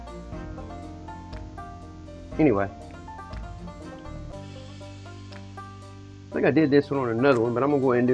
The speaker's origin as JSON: {"language": "English", "area": "the South", "region": "Southern United States", "country": "United States", "said": "I'm just a Southerner"}